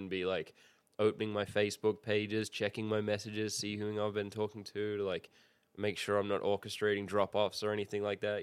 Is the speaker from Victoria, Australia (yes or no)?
no; Sydney, New South Wales, Australia; now in United States; I'm from Sydney